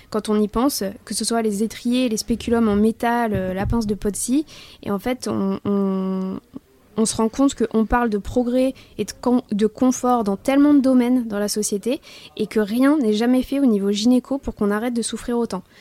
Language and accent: French; England, United Kingdom; French is a second language; je suis anglaise.